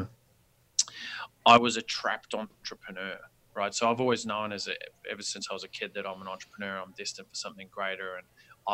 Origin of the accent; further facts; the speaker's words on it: New Zealand; now in Australia; New Zealand was voted number one, which is where I originally grew up from